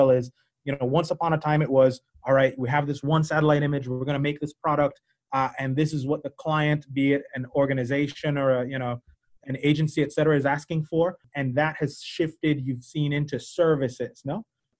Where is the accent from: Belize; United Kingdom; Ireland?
Belize; You might not be able to tell from my accent. I'm actually originally from Belize, and so that's one thing.